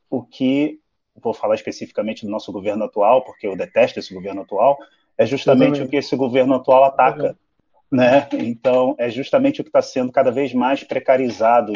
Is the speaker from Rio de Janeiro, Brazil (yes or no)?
yes; Rio de Janeiro, Brazil; fui criado no Meia, no Rio de Janeiro